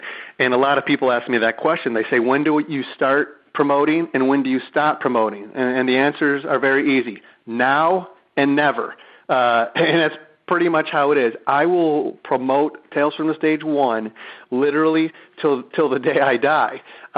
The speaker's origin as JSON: {"language": "English", "town": "Detroit", "region": "Michigan", "country": "United States", "moved": "yes", "said": "I'm from Detroit originally."}